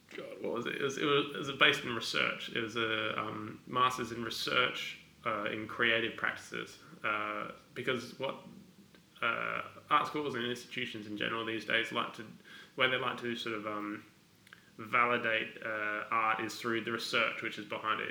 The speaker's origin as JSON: {"language": "English", "town": "Adelaide", "region": "South Australia", "country": "Australia", "tie": "born or raised there", "also_born_or_lived": "Glasgow", "said": "grew up in Adelaide"}